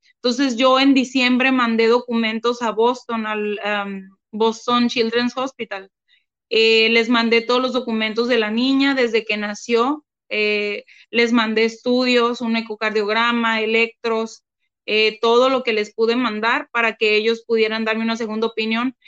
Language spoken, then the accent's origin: Spanish; Mátape, Sonora, Mexico; now in Hermosillo, Mexico; un pueblo del que yo soy, eh, pero no, no, no había vivido allá desde hace como 25 años, es de un pueblo que se llama Matape